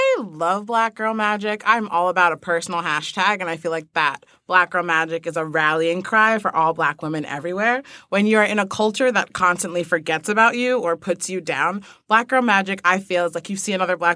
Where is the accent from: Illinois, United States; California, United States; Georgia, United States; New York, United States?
New York, United States; I live in middle of nowhere, New York